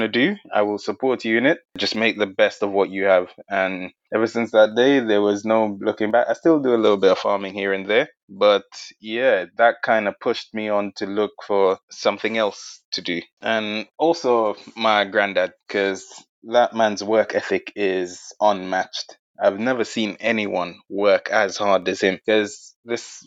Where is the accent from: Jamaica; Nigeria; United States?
Jamaica; moved away as an adult; now in United Kingdom; I'm originally from Jamaica, and I emigrated here just over a decade ago